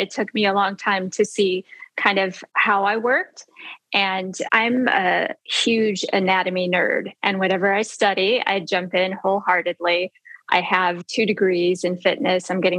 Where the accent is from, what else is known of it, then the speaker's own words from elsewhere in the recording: Chicago, Illinois, United States; moved away as an adult; also born or lived in Cabo San Lucas, Mexico; I'm from downtown Chicago. I grew up in the John Hancock building, 73rd floor.